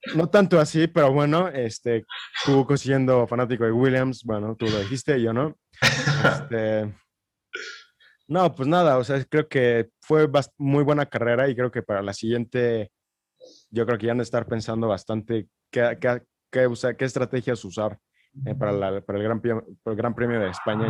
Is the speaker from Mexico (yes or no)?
yes; Mexico; como mexicano y como compatriota